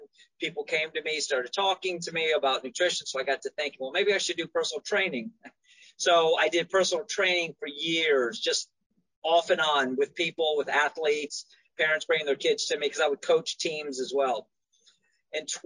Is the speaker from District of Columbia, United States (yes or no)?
yes; Washington, District of Columbia, United States; also born or lived in Eastern Shore, Maryland; now in Maryland, United States; I'm from Washington, D.C.